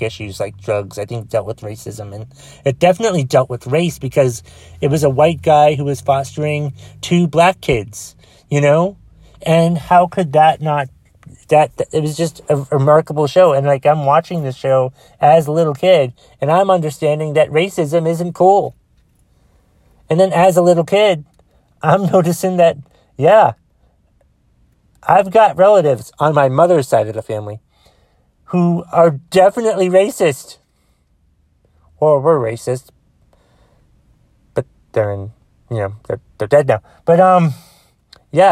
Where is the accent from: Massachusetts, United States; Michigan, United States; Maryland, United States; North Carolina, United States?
Massachusetts, United States; Boston; Boston, Massachusetts, for fuck's sake. My hometown.